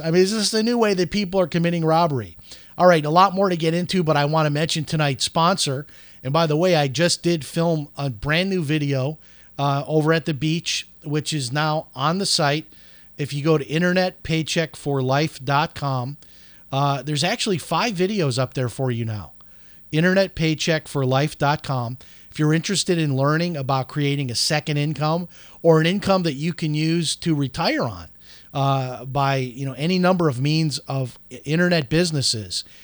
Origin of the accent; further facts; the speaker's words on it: Palm Coast, Florida, United States; here in my hometown of Palm Coast, Florida